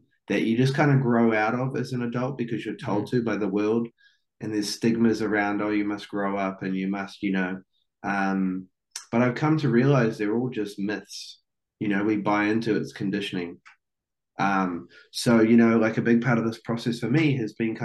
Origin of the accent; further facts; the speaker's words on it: New Zealand; I'm from New Zealand